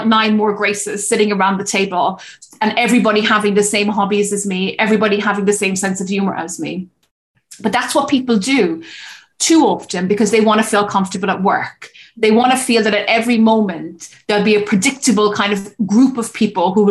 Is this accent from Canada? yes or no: no; Cork, Munster, Ireland; I stayed in my hometown in Cork to care for her